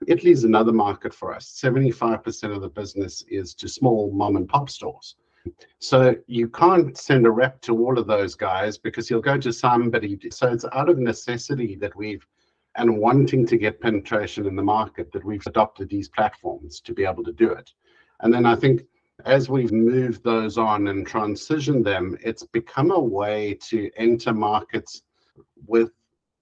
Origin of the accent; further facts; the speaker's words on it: South Africa; moved away as an adult; now in Europe; I moved to Europe. I spent most of my life, a good 40 odd years growing up in South Africa